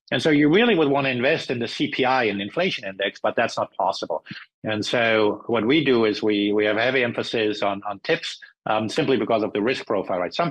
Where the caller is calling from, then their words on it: California, United States; Or I'm speaking from California, and the um, the, the, local um, California government wants to introduce a, a price gouging tax.